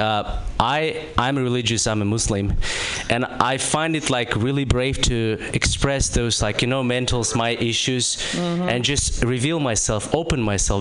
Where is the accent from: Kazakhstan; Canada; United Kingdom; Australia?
Kazakhstan; moved away; I'm from Kazakhstan